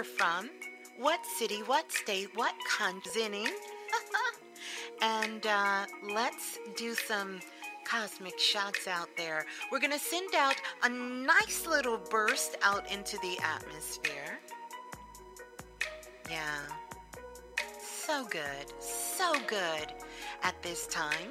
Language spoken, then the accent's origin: English; New York City, New York, United States; I am from Flatbush. Thank you very much. That's right. I went to Lincoln High out in Coney Island